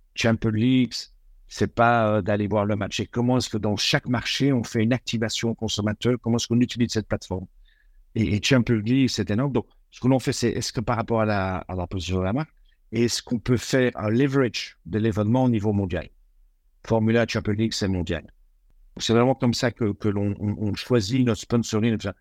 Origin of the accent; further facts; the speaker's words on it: Belgium; moved away as an adult; Je suis belge